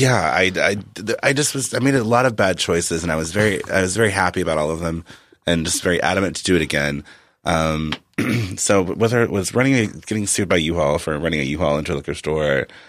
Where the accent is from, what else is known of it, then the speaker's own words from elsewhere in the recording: Arkansas, United States; moved away as an adult; also born or lived in Massachusetts; I was from Arkansas